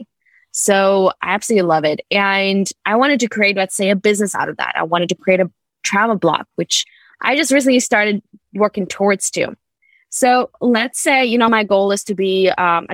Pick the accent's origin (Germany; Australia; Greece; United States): Germany; moved away; also born or lived in United Kingdom; I grew up in Germany